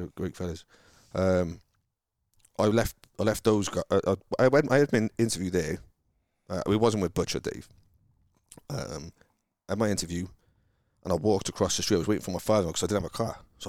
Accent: Cardiff, Wales, United Kingdom; moved away as an adult; now in United States; growing up where I grew up in Cardiff, is amazing, because where we grew up, I think the national average income is 30 grand a year.

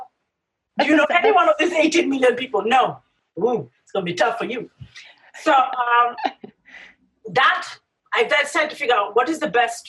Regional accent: Kenya; I grew up in Kenya.

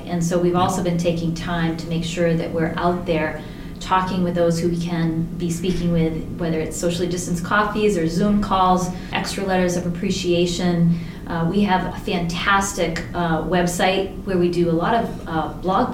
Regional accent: Maine, United States; moved away; also born or lived in Portsmouth, New Hampshire; I was born and raised in Maine, so I didn't get here into the downtown Portsmouth area until I was going to school

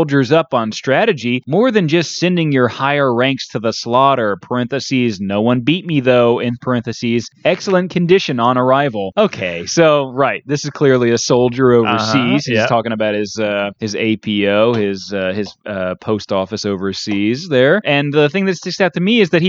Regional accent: United States; I as an American taxpayer

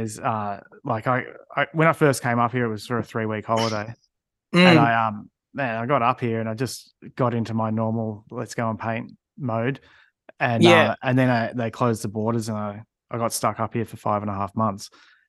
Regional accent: Melbourne, Victoria, Australia; moved away as an adult; now in central Australia; I'm from Melbourne. But I always move around a lot in my life.

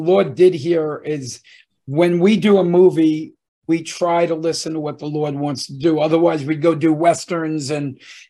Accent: New Jersey, United States; we're two guys from Jersey.

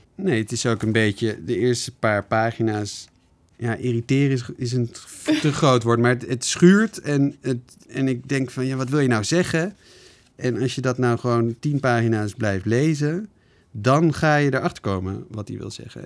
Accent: Netherlands; wij als Nederlanders

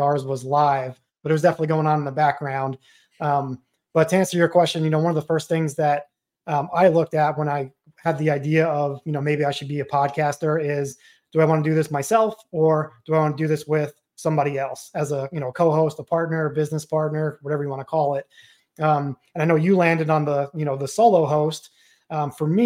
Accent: Long Island, New York, United States; moved away as an adult; growing up on Long Island

